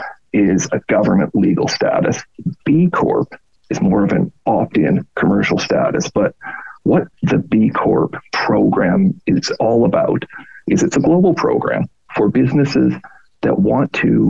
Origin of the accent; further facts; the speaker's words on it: Canada; moved away as an adult; also born or lived in Australia; I'm Canadian, grew up in Canada, live in Canada